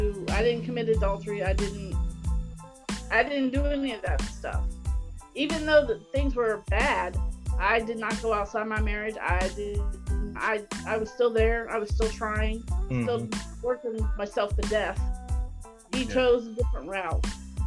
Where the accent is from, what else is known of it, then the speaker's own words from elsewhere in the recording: Cincinnati, Ohio, United States; I mean, we're Cincinnati kids.